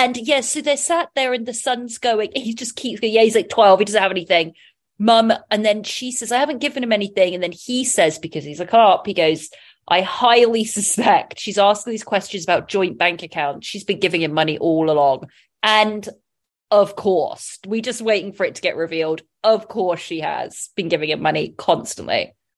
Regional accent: England, United Kingdom; I'm English

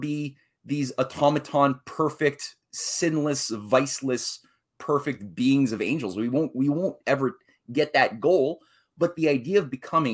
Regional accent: Canada; here I'm a Canadian.

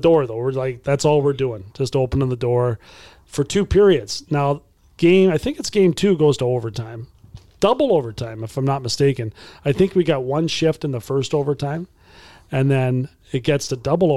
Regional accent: Brantford, Ontario, Canada; I grew up in Brantford just down the road

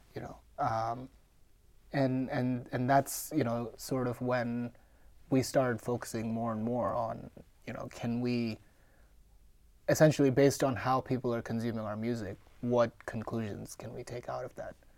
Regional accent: Mumbai, Maharashtra, India; moved away; I'm born and raised in India

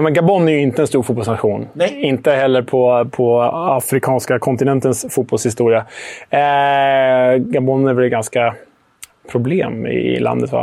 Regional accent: Sweden; Jag är ju svensk

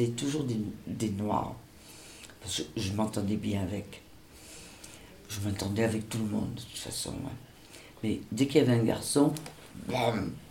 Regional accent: Senegal; born there; Je suis née au Sénégal le 5 septembre 1946 parce que mon père était à trésorerie générale.

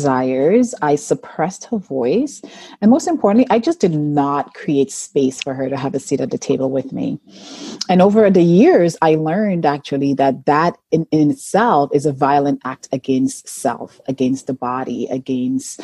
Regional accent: St. Lucia; moved away; I was born and raised in St. Lucia in a tiny village called Baslaboe

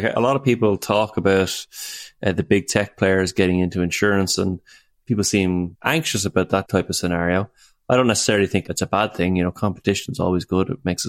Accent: Ireland; I'm from Ireland, you're in the United States.

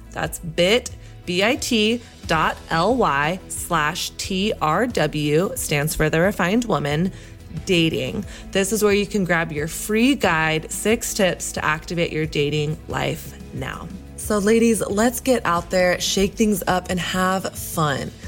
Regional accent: Texas, United States; I grew up in Texas, which was like very much so Christian culture.

